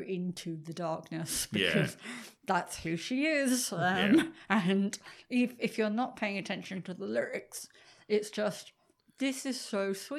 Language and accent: English; England, United Kingdom; moved away; I'm English.